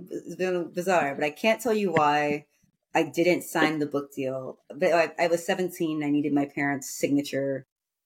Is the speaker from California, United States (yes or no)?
yes; San Francisco, California, United States; also born or lived in New York City; San Francisco, my hometown